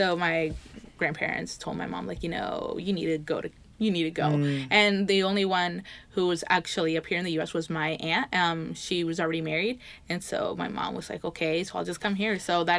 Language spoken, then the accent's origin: English; Canby, Oregon, United States; born or raised there; also born or lived in Pomona, California